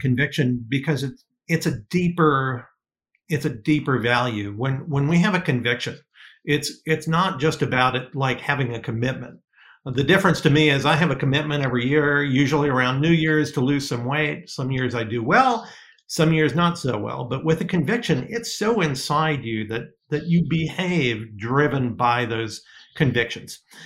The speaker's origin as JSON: {"language": "English", "town": "Detroit", "region": "Michigan", "country": "United States", "tie": "born or raised there", "also_born_or_lived": "New York", "moved": "yes", "said": "I grew up in in the Detroit area, and when I first went to design school in New York"}